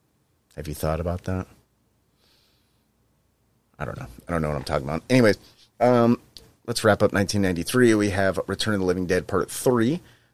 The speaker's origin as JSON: {"language": "English", "region": "California", "country": "United States", "lives_now": "Austin, United States", "said": "And as a Californian, like... there's actually a lot of In-N-Out burgers in Austin as well."}